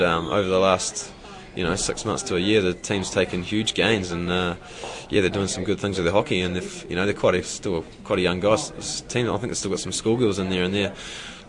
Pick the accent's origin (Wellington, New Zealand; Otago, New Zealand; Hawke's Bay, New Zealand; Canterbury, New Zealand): Wellington, New Zealand; moved away as an adult; now in Auckland, New Zealand; the tournament this year is in Wellington, and I'm playing for Auckland this year, my first season, so I have to go back and play in front of my hometown